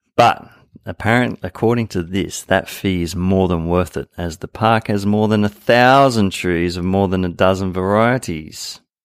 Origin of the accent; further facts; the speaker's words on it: Sydney, New South Wales, Australia; now in Japan; I'm from Sydney.